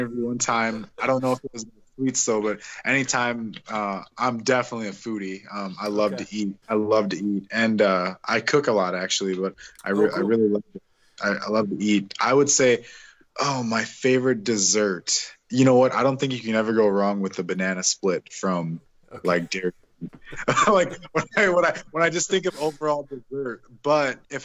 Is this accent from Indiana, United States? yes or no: yes; Northwest Indiana, United States; moved away; I grew up in Northwest Indiana